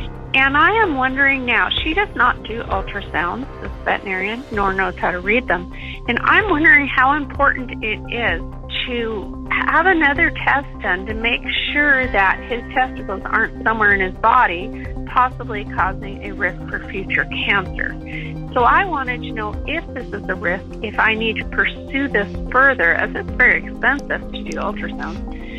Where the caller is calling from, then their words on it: Washington, United States; I'm calling from Swim in Washington State.